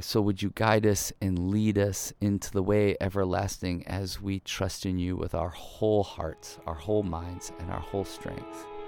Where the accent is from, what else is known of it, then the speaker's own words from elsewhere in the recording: Ohio, United States; I grew up in the Midwest, uh, in Ohio